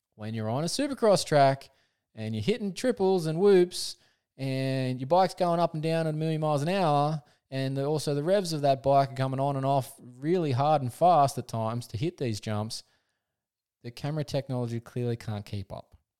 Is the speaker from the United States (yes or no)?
no; Australia; as an Aussie